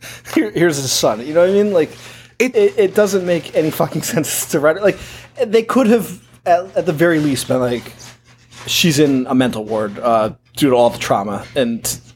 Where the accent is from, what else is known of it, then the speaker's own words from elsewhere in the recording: Northeast, United States; we're from the Northeast